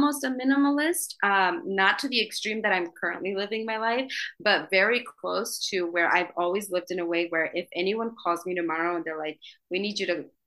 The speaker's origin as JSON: {"language": "English", "region": "Idaho", "country": "United States", "tie": "born or raised there", "also_born_or_lived": "New York City", "moved": "as an adult", "said": "I'm from Idaho."}